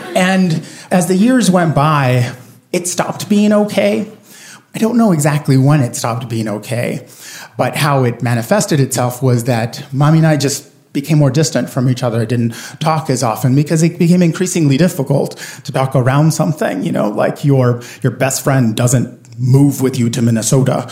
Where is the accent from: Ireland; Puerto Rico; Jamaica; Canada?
Puerto Rico; I grew up in Puerto Rico, and my parents are both born and raised on the island